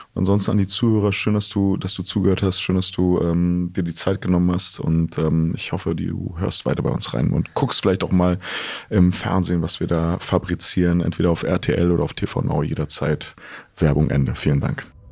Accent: East Germany, Germany; Ich bin in der DDR aufgewachsen

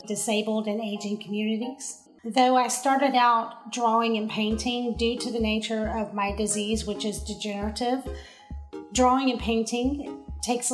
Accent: Marietta, Georgia, United States; now in Atlanta, United States; I actually moved into Atlanta to go to grad school, but I was raised in Marietta.

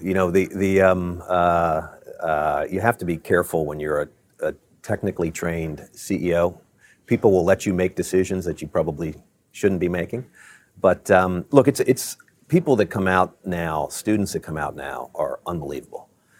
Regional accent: Baltimore, Maryland, United States; moved away as an adult; also born or lived in Virginia / Michigan; Well, I grew up in Baltimore.

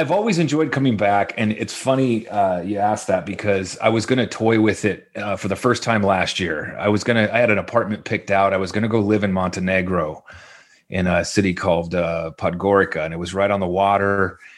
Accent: Orange County, California, United States; I'm actually from Orange County, so I didn't move too far.

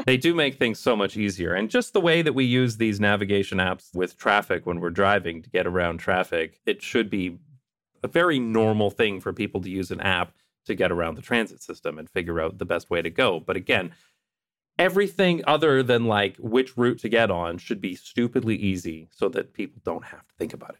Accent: London, Ontario, Canada; moved away; also born or lived in Toronto; my hometown of London, Ontario, Canada

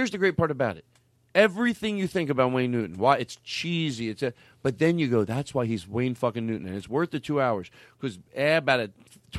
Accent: Australia; born there; And when I say bings to you, it's because I was born in Australia.

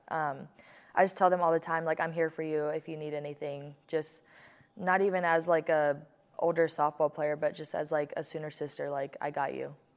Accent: Hawaii, United States; as I was growing up in Hawaii

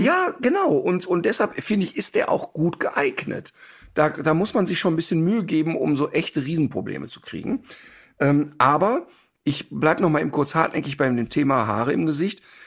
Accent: Ruhr area, North Rhine-Westphalia, Germany; ich komme ja aus dem Ruhrpott

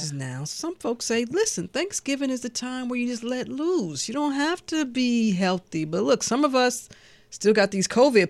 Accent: St. Louis, Missouri, United States; I'm from St. Louis

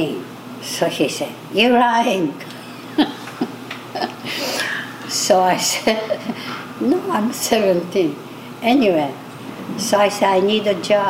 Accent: Sapporo, Hokkaido, Japan; English is a second language; moved away as an adult; I'm from Japan, Hokkaido, Sapporo. I'm 85. I came when I was 21.

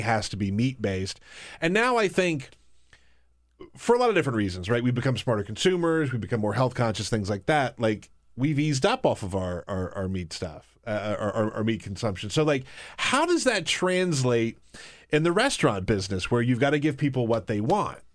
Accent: the South, United States; I come from the South

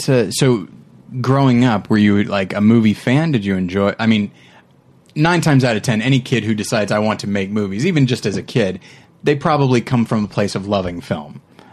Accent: Bakersfield, California, United States; moved away; I am originally from California myself, but I'm from the part of California nobody likes to be from, which is the Bakersfield area.

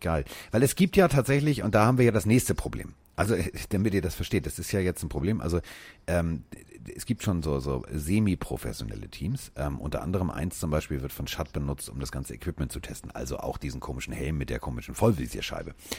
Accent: Hamburg, Germany; ich komme aus Hamburg

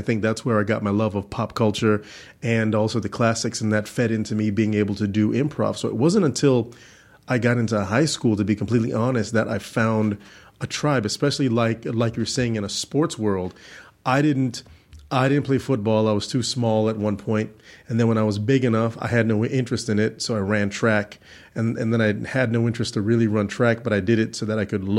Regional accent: Orlando, Florida, United States; also born or lived in Georgia; I was born in Georgia, but I'm really from Orlando, Florida.

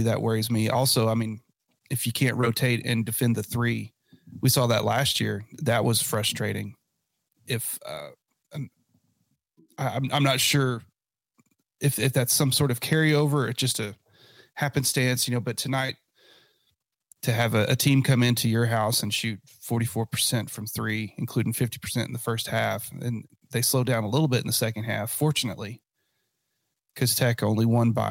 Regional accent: West Texas, United States; I'm from West Texas

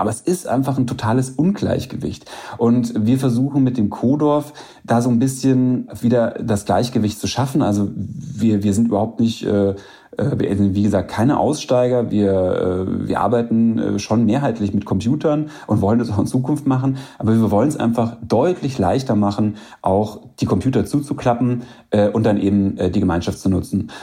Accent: Bavaria, Germany; in Bayern, wo ich groß geworden bin

